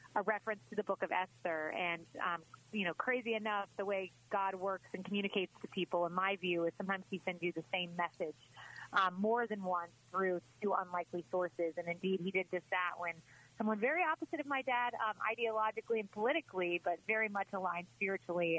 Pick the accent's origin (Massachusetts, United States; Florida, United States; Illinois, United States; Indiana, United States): Florida, United States; Tampa; moved away as an adult; also born or lived in Miami / New York; It's always great to join back in my hometown.